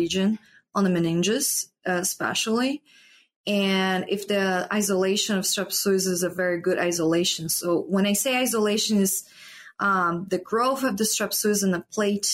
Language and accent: English; Brazil; moved away as an adult; also born or lived in Paraná; now in Iowa, United States; I'm from Brazil.